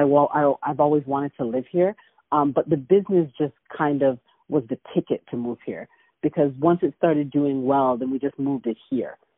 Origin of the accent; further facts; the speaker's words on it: Toronto, Ontario, Canada; moved away as an adult; now in Atlanta, United States; I'm originally from Canada, from Toronto